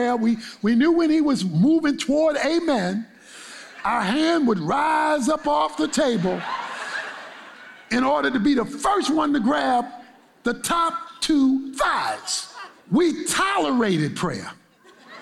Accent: Baltimore, Maryland, United States; growing up in Baltimore

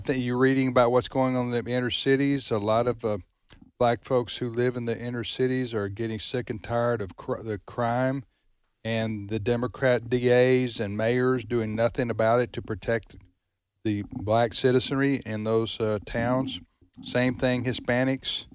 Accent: United States; we as American citizens

